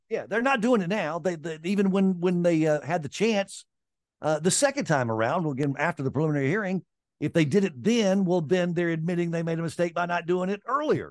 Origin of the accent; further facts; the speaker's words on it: Vicksburg, Mississippi, United States; moved away; also born or lived in Atlanta; I grew up in Vicksburg, Mississippi